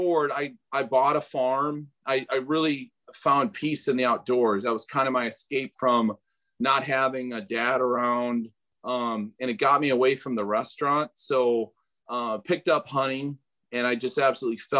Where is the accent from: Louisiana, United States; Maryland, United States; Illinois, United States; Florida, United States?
Illinois, United States; Pike County; I grew up in Pike County, Illinois